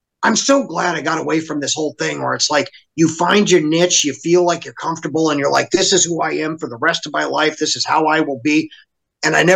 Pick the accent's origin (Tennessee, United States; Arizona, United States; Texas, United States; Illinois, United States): Arizona, United States; growing up in Arizona